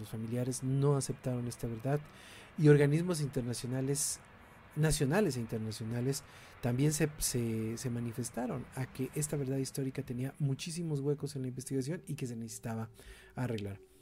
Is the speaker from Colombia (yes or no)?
no; Mexico; vivimos en un país violento